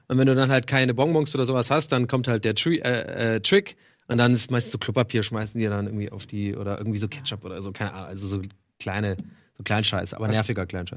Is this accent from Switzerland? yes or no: no; Ireland; now in Germany; wo ich aufgewachsen bin, in Irland